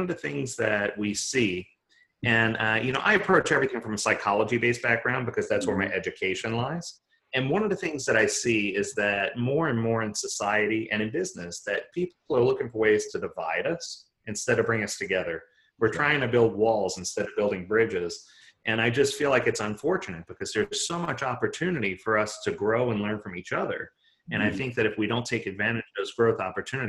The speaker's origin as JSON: {"language": "English", "town": "New Orleans", "region": "Louisiana", "country": "United States", "tie": "born or raised there", "said": "I was born and raised in New Orleans"}